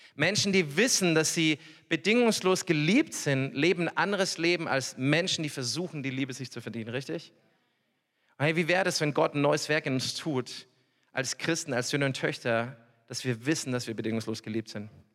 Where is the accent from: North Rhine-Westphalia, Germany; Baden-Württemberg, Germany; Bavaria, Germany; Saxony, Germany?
Bavaria, Germany; Upper Palatinate; also born or lived in Norway; ich komme wirklich aus der Oberpfalz